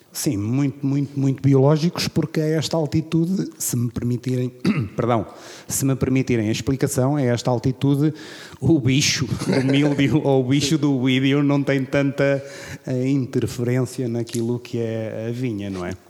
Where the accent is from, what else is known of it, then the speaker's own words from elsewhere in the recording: Figueira de Castelo Rodrigo, Guarda, Portugal; also born or lived in Bairrada / Coimbra; cresci aqui em Figueira de Castelo Rodrigues